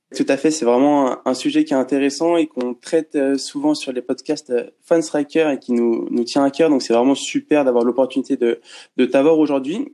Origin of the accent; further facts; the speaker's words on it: France; nous, en tant que Français fans de basket